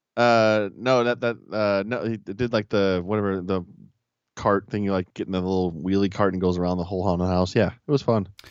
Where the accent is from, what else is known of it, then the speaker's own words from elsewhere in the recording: Chicago, Illinois, United States; growing up in Chicago